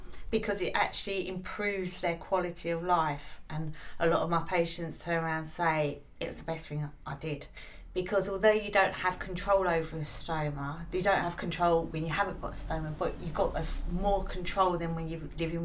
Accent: United Kingdom; We're British

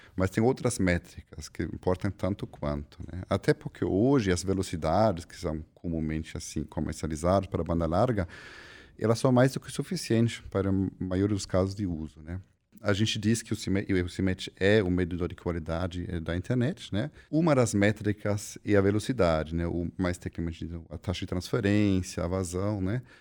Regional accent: Germany; now in Brazil; sou alemão, formado em ciência da computação

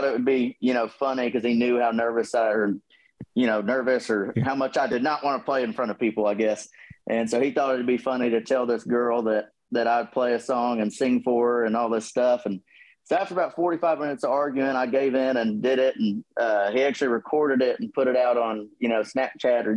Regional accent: Plano, Texas, United States; also born or lived in Garland, Texas; now in Bryan-College Station, United States; I was born and raised up in the Dallas-Fort Worth area. Okay. So we lived in Garland for a little bit and we moved to Plano with my dad's business

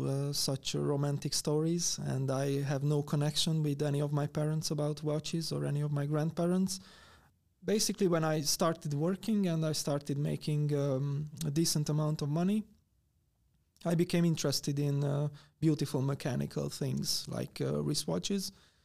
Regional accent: Hungary; from Hungary

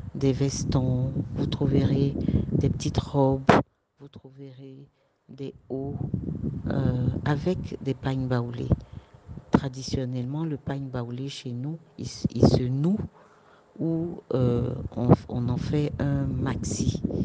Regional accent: Côte d’Ivoire; de chez nous en Côte d'Ivoire

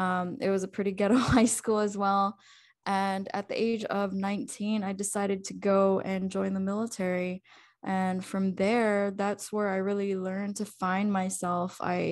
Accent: Wahiawa, Hawaii, United States; moved away as an adult; also born or lived in Fort Jackson; I was born and raised in Hawaii, the island of Oahu, and Hawaii is a state, by the way. So I was born and raised in a little city called Wahiwa. It's considered like, I'd say it's probably the most ghettoest side of the island itself.

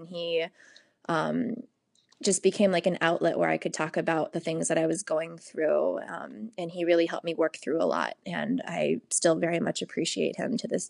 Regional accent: Washington, District of Columbia, United States; also born or lived in St. Louis, Missouri; now in Los Angeles, United States; I grew up in Washington, D.C., and then I moved to St. Louis before coming out to California

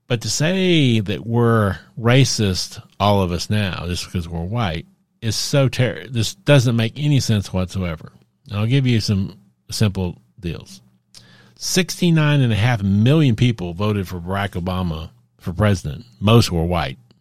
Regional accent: Dallas, Texas, United States; I grew up in Texas, in Dallas

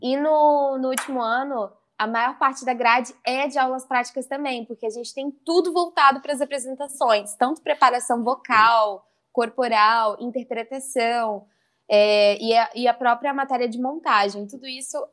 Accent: South Fluminense, interior of Rio de Janeiro, Brazil; accent: mineiro-influenced, not carioca; now in Brusque, Brazil; aonde eu uhum. morava era sul fluminense, que se falava, né? Porque era o interior do Rio, perto uhum. de Minas ali. Então a gente também tinha muita influência do sotaque mineiro

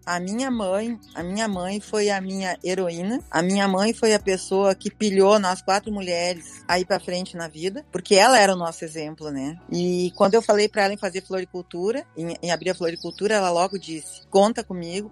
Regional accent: Campo Bom, Rio Grande do Sul, Brazil; eu nasci em Campo Bom e estudei todo o meu ciclo lá

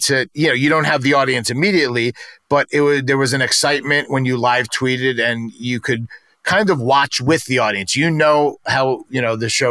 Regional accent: New York City, New York, United States; accent: New York; I grew up in New York

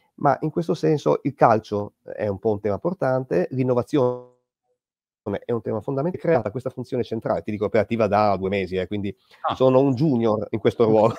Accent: Bologna, Emilia-Romagna, Italy; io sono cresciuto a Bologna

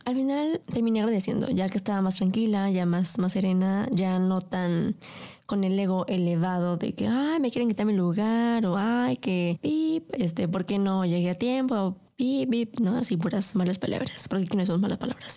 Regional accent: Mexico; primero soy mexicana

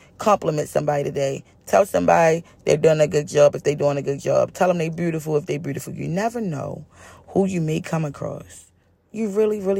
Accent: Baltimore, Maryland, United States; I am a girl born and raised in East Baltimore

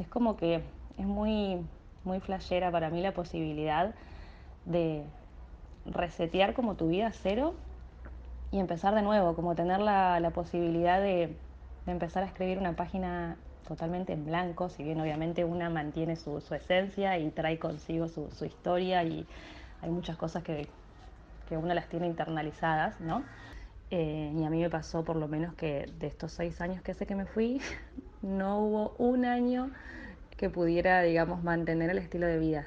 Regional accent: Argentina; moved away as an adult; soy de Argentina

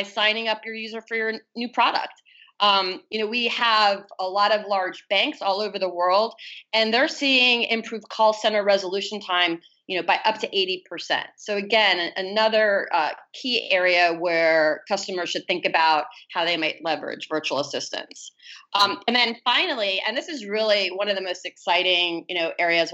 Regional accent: Miami, Florida, United States; my hometown in Miami

